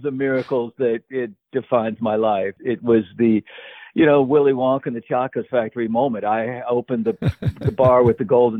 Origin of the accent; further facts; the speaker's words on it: Louisville, Kentucky, United States; moved away as an adult; also born or lived in Chicago, Illinois; now in New Orleans, United States; I was living in Louisville, Kentucky, which is actually where I had grown up, kind of, you know, in the 70s. I was born in Chicago, but my 70s boyhood was in Louisville. I'd been back in Chicago in the 80s for college.